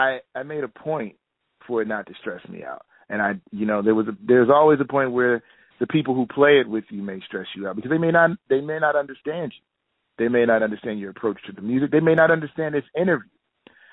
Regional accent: Philadelphia, Pennsylvania, United States; also born or lived in New York; a city that I'm born and raised in Philadelphia

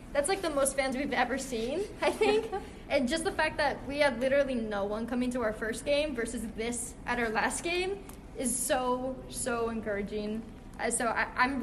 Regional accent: Columbus, Ohio, United States; moved away; where I'm from, girls don't play hockey. I'm from Ohio

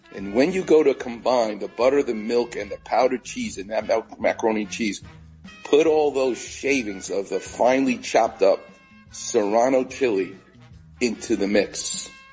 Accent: New York, United States; now in Los Angeles, United States; I'm Jewish and I'm from New York

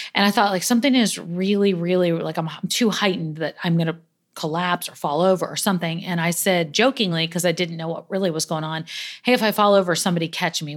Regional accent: New York, United States; I'm a New Yorker through and through.

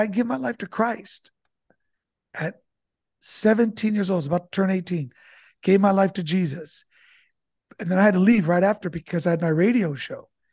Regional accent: Santa Barbara, California, United States; now in San Diego, United States; I'm, uh, originally born in Santa Barbara, California, and I grew up with immigrant parents

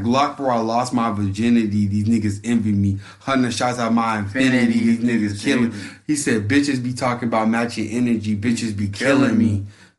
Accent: the South, United States; I'm from the South.

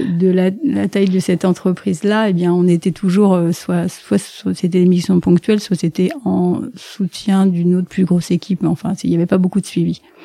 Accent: La Valette-du-Var, Provence-Alpes-Côte d'Azur, France; moved away as an adult; now in Paris, France; Je viens du sud de la France. Euh, donc c'est des bords de la Méditerranée. Donc euh, ma famille est plutôt marseillaise, mais en fait comme c'est une famille d'officiers de marine, ils ont dérapé un petit peu vers Toulon et toute cette région-là, de la Valette du Var, en plus précisément

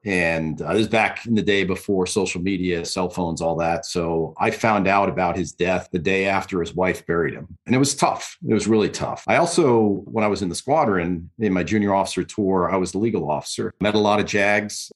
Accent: New York, United States; moved away; also born or lived in California; I'm from New York originally

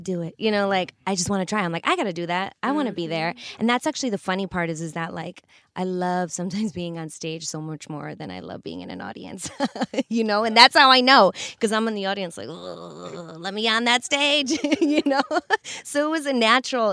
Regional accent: Chicago, Illinois, United States; I grew up in Chicago

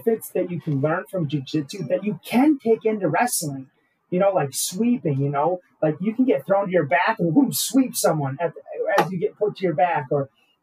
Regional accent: Roseville, Michigan, United States; I'm originally from, Michigan and, grew up in Roseville.

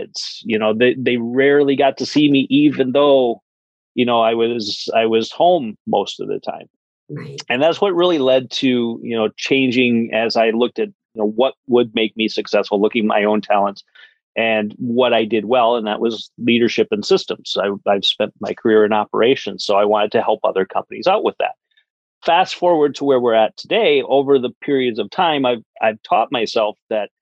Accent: Wisconsin, United States; I'm from Wisconsin. I actually grew up on a dairy farm

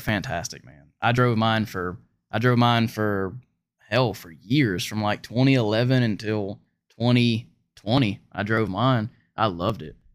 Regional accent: Pensacola, Florida, United States; moved away as an adult; also born or lived in Seattle; I'm from Florida, from Escambia County, Florida

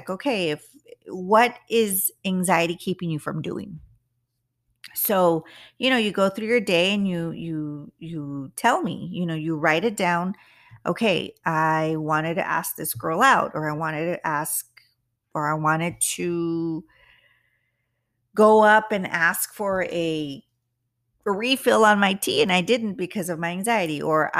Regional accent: United States; I'm not white and I'm not all American, which I consider myself all American, but I am Mexican American. So it's a little hard for us in the Latin, the Latinos that are living here in the United States.

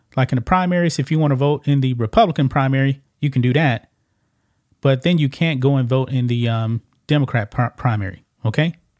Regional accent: Texas, United States; my home state of Texas

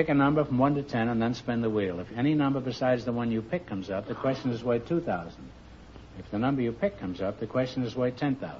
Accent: Massachusetts, United States; born there; because I was born in Massachusetts.

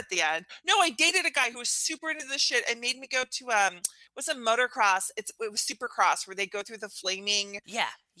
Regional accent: Alaska, United States; I grew up in Alaska

